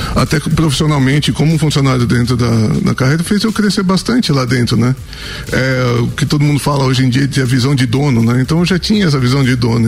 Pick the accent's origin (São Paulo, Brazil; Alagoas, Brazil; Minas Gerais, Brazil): São Paulo, Brazil; moved away as an adult; now in Santa Catarina, Brazil; eu sou de São Paulo